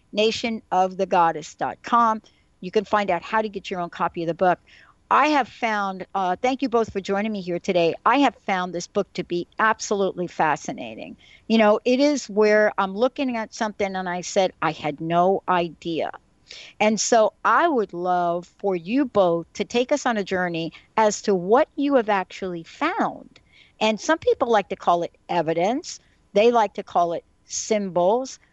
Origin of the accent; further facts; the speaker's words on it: New York, United States; now in Seattle, United States; I'm from New York. That's where I was born, that's where I was raised.